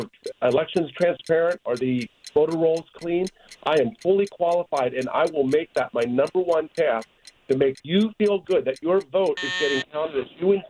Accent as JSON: {"language": "English", "town": "San Bernardino", "region": "California", "country": "United States", "said": "I'm from San Bernardino."}